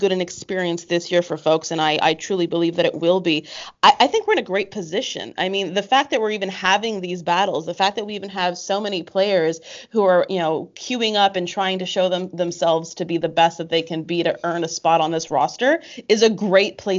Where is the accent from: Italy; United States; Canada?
Canada; I was from Canada